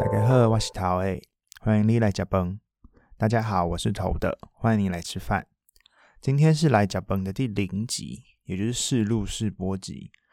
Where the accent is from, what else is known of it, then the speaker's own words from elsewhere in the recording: Taiwan; first language Taiwanese Hokkien; Chinese is a second language; moved away; 讲台语这件事情也是出国之后一个很大的感受，不管是，呃，重新说母语